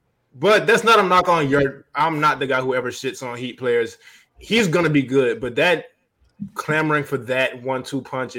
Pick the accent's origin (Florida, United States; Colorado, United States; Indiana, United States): Florida, United States; South; we're American, so we don't know shit, and we're from South Florida.